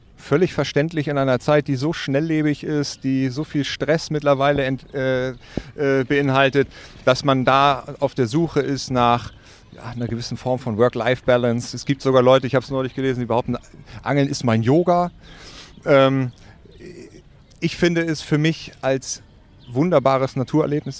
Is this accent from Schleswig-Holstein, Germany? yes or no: yes; Wedel, Schleswig-Holstein, Germany; ich bin in Wedel, westlich von Hamburg, äh, geboren und aufgewachsen